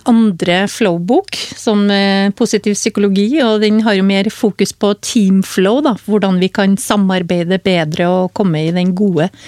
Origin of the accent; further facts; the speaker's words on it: Hummelvika, Trøndelag, Norway; Altså nå, Jeg kommer jo fra Trøndelag, som du hører, fra Hummelvika. Og jeg vokste jo opp med et liv, familieliv uten sukker.